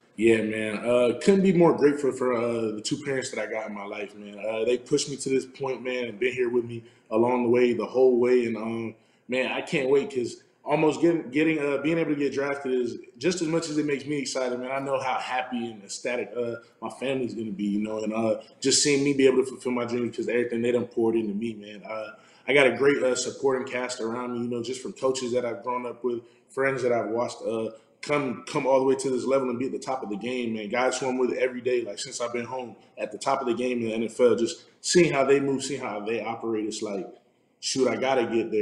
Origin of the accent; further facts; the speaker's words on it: South Florida, United States; moved away as an adult; also born or lived in Arizona; I'm, I'm from South Florida